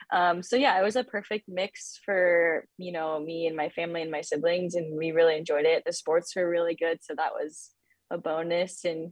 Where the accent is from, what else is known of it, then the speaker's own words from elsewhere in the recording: California, United States; also born or lived in St. George, Utah / Arizona; growing up in Southern California was very different from, you know, St. George, Utah, and then from St. George, Utah to Arizona.